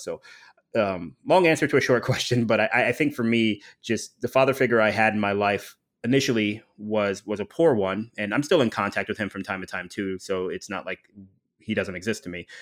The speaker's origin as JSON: {"language": "English", "town": "Dayton", "region": "Ohio", "country": "United States", "tie": "born or raised there", "also_born_or_lived": "Illinois", "moved": "as an adult", "lives_now": "Miami, United States", "said": "I grew up primarily in Dayton, Ohio"}